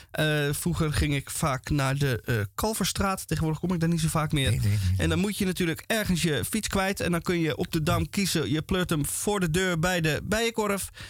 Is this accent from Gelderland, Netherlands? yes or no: no; Amsterdam, North Holland, Netherlands